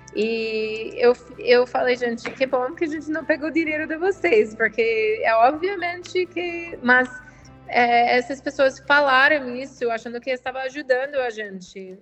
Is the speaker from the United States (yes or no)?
yes; United States; Portuguese is a second language; moved away as an adult; now in Brazil; sou americana, dá para ver um pouco pelo sotaque, mas eu tenho agora 10 anos no Brasil